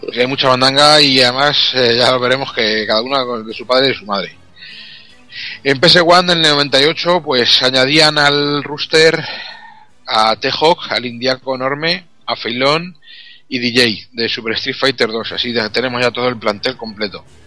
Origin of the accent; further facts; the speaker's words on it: Albacete, Castilla-La Mancha, Spain; hablo japonés de la mancha y esto es lo que tiene. japonés de Albacete, lo que viene siendo japonés de Albacete